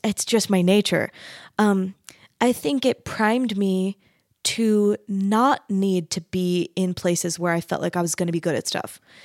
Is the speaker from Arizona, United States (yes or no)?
yes; Mesa, Arizona, United States; I grew up in Mesa, Arizona.